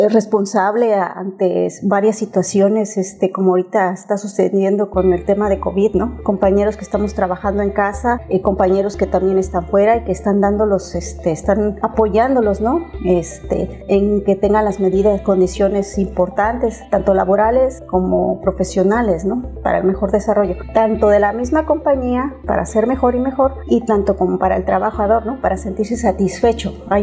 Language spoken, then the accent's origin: Spanish; Mexico City, Mexico; En el momento que llegué, porque soy de Ciudad de México, este, mi primera impresión fue el calor